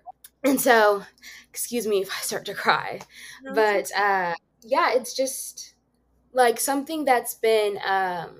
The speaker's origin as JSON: {"language": "English", "country": "Zimbabwe", "tie": "born or raised there", "said": "I was born in Zimbabwe"}